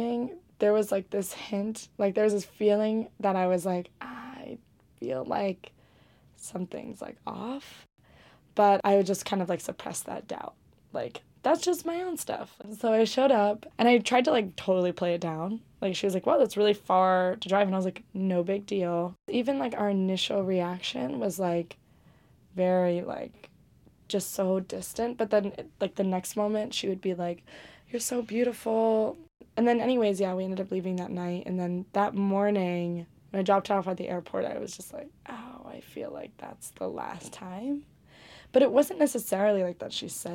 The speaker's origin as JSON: {"language": "English", "area": "Bay Area", "region": "California", "country": "United States", "tie": "born or raised there", "moved": "yes", "lives_now": "New York City, United States", "said": "I grew up in the Bay Area."}